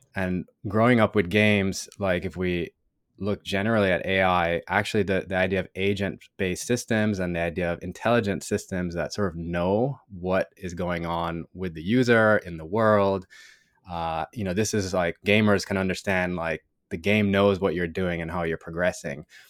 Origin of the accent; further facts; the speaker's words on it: Jamaica; moved away as an adult; now in United States; growing up in Jamaica